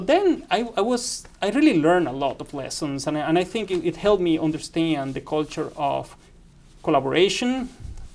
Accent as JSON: {"language": "English", "region": "Caribbean region of Colombia", "country": "Colombia", "also_born_or_lived": "Reading, England", "moved": "as an adult", "lives_now": "West Lafayette, United States", "said": "I went from the Caribbean part of Colombia, you know, working in a coal mine, to a city 20 minutes away from London"}